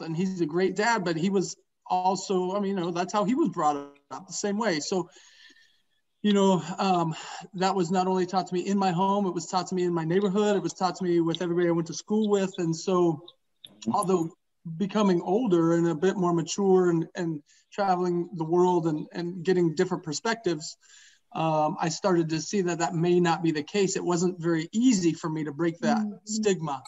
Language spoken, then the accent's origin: English; Portland, Oregon, United States; now in Beaverton, United States; I grew up in the Columbia Villa in the 80s.